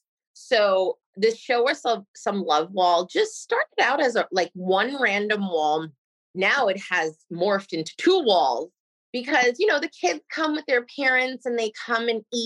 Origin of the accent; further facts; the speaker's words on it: Nassau County, Long Island, New York, United States; moved away as an adult; now in Port St. Lucie, United States; I grew up in Nassau County in Long Island